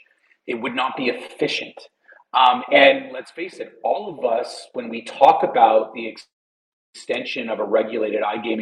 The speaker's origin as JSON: {"language": "English", "town": "Montreal", "region": "Quebec", "country": "Canada", "tie": "born or raised there", "said": "Hey, I was born in Montreal."}